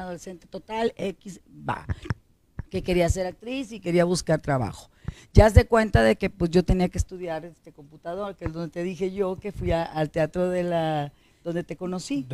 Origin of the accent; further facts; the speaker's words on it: Monterrey, Nuevo León, Mexico; Nací en Monterrey, Nuevo León, ser regiomontana, totalmente regiomontana, 100%